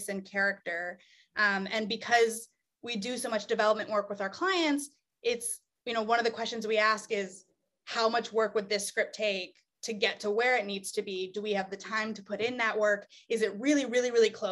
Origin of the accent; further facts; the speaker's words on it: Indiana, United States; moved away as an adult; now in Los Angeles, United States; I am from Indiana.